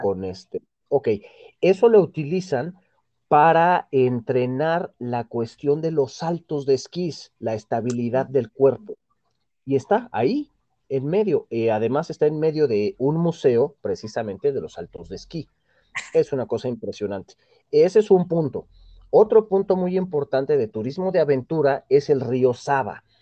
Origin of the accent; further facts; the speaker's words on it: Mexico; Yo soy mexicano y soy un mexicano